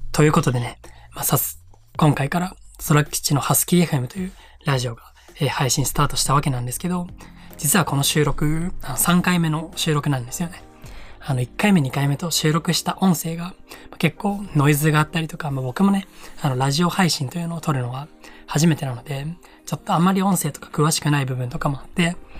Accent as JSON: {"language": "Japanese", "region": "Iwate", "country": "Japan", "tie": "born or raised there", "also_born_or_lived": "Gunma", "moved": "as an adult", "said": "地元の岩手に帰ってきてまして"}